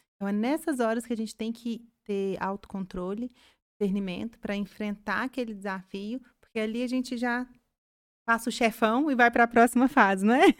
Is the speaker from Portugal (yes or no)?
no; Carmo da Mata, Minas Gerais, Brazil; a gente que é, é, do interior, né? Eu sou lá de Carmo da Mata